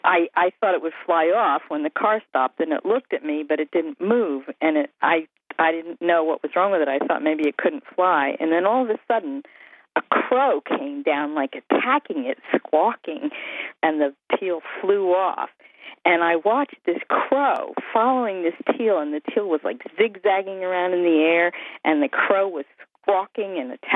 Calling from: Bethlehem, New Hampshire, United States; I am calling from Bethlehem, New Hampshire.

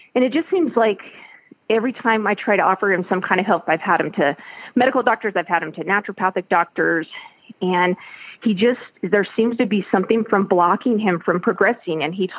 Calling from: Denver, Colorado, United States; I am calling from Denver, Colorado.

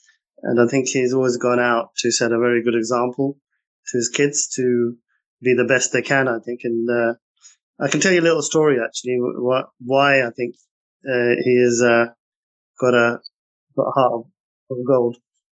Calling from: London, United Kingdom; I'm actually sitting in the heart of London in Mayfair, in our offices in a boardroom, believe it or not.

